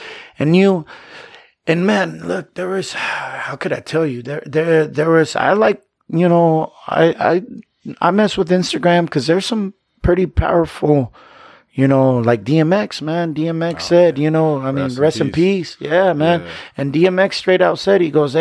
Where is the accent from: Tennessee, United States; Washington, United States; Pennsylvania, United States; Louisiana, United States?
Washington, United States; Yakima; I was born and raised in Yakima